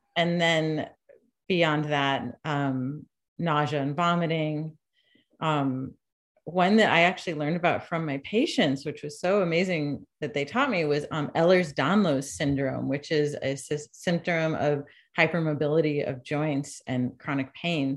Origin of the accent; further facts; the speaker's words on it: Shutesbury, Massachusetts, United States; also born or lived in New York City; I'm from Shutesbury outside of Amherst, which is a little hill town, a wooded hill town with I grew up on a dirt road